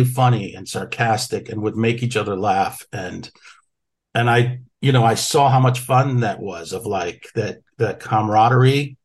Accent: Waterbury, Connecticut, United States; my hometown in Waterbury, Connecticut, a little factory town

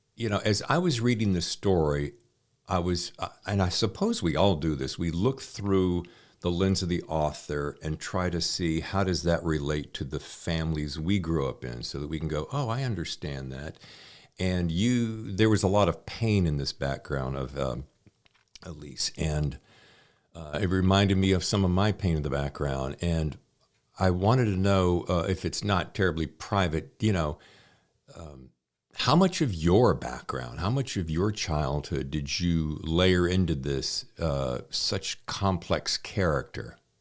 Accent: Charlotte, North Carolina, United States; moved away as an adult; now in New York, United States; I grew up in Charlotte

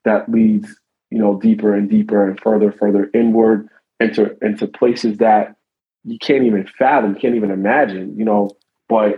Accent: United States; we're American

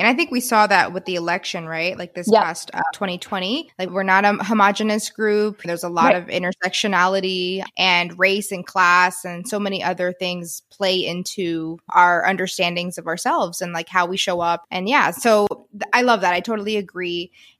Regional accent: Texas, United States; I grew up in Texas.

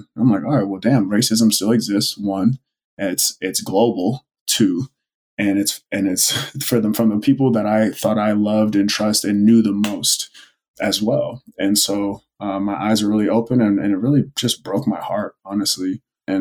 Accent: Oceanside, California, United States; I grew up in Oceanside, California, which is by Camp Pendleton, a military base

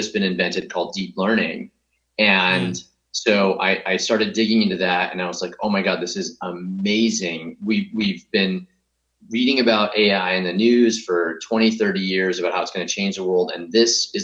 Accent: Grants Pass, Oregon, United States; moved away; also born or lived in Stanford, California; So I grew up in Southern Oregon, a little town called Grants Pass

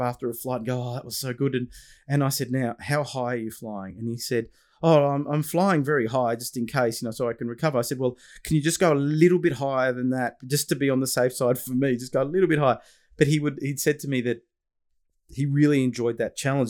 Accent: Australia; your Australian father

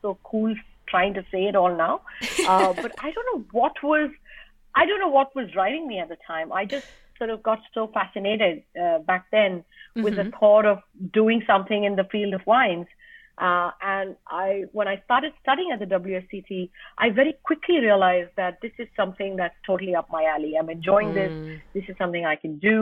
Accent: India; as an Indian, we were so not exposed to the culture of wine

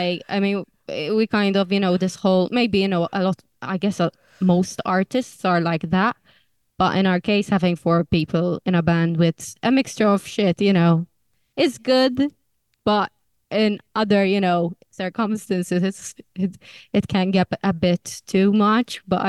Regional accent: Malta; now in United Kingdom; that's kind of us three, Leanne, me and Leona, finding our feet as immigrants in the UK because we're originally from Malta.

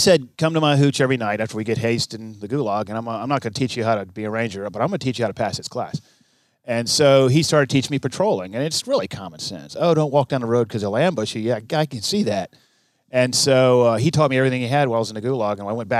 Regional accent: Okinawa, Japan; born there; I was born in Okinawa. Back then it was Camp Buckner. Now it's Buckner Hospital or something.

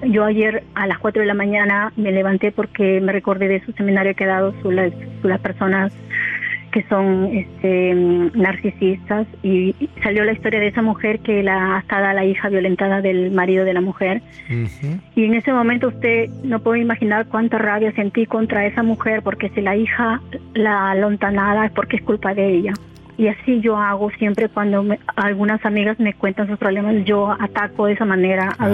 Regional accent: Huacho, Lima, Peru; Yo en Huacho, provincia de Lima, eh, se la capital de Perú.

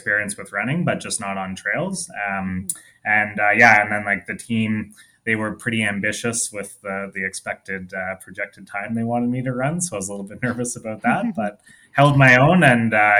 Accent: Toronto, Ontario, Canada; moved away as an adult; also born or lived in Montreal; now in Calgary, Canada; I grew up in Toronto, the Toronto area.

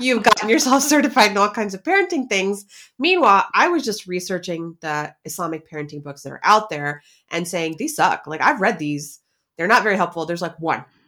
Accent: United States; we're American

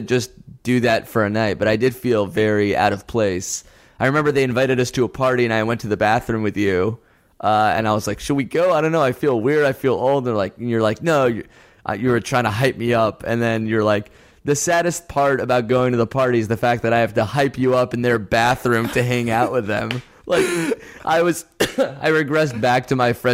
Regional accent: New Haven, Connecticut, United States; moved away; New Haven, my hometown

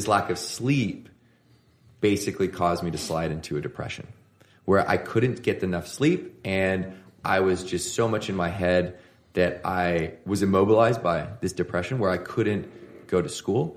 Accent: Victoria, British Columbia, Canada; So I grew up in Victoria

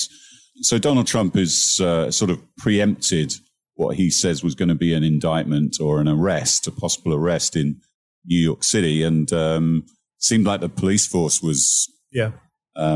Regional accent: United Kingdom; moved away; about my home country

